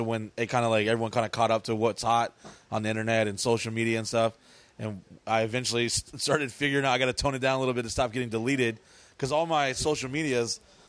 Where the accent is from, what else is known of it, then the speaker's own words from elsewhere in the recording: New Orleans, Louisiana, United States; born there; also born or lived in Dallas / San Diego / South Carolina; I was born in New Orleans, lived in Dallas, Texas, San Diego, lived in a foster home in South Carolina, lived in...